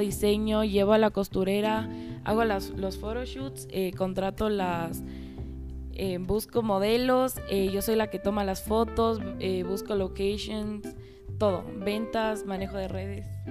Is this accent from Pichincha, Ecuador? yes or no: yes; Quito, Pichincha, Ecuador; tengo 15 años y nací en Quito, Ecuador y actualmente estoy en cuarto curso del Colegio Americano